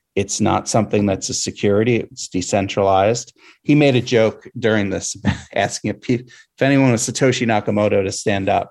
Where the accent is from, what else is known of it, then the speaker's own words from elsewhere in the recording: Pennsylvania, United States; my home state in Pennsylvania